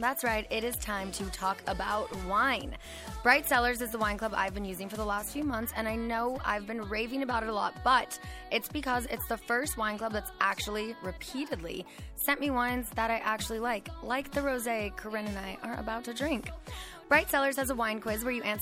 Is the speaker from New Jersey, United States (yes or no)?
no; just outside of Pasadena, Southern California, United States; we're both from just outside of Pasadena. So we grew up in Southern California